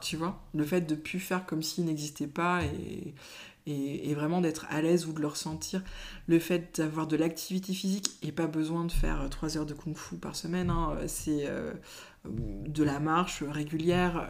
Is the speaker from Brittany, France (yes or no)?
yes; Brittany, France; now in Mayenne, France; Je suis de Bretagne